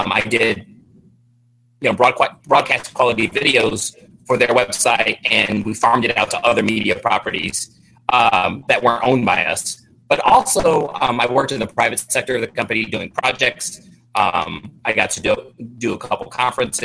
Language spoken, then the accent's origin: English; St. Louis, Missouri, United States; moved away as an adult; also born or lived in Colorado / Texas / New Zealand; I'm a St. Louis native, so this is my hometown